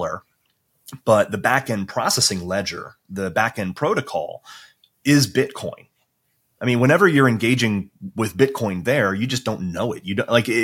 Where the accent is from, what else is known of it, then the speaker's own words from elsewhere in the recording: United States; now in Europe; I'm an American.